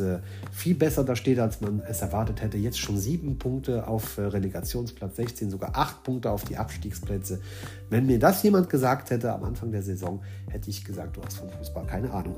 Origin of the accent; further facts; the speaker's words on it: Luxembourg; Ich bin selbst aus Luxemburg